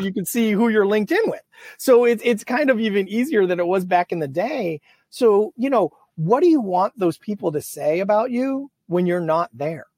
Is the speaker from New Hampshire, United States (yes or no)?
yes; Manchester, New Hampshire, United States; moved away; i grew up in new hampshire my my entire family's blue collar